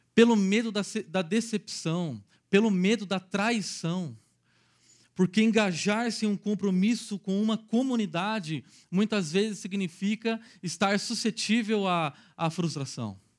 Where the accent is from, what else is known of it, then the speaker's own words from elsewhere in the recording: Araraquara, São Paulo, Brazil; sou natural de Araraquara, uma cidadezinha dez vezes menor do que Campinas